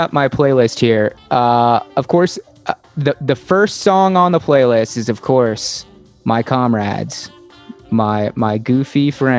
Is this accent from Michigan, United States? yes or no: no; Virginia Beach, Virginia, United States; We grew up together in Virginia Beach, Virginia. That's where I'm originally from.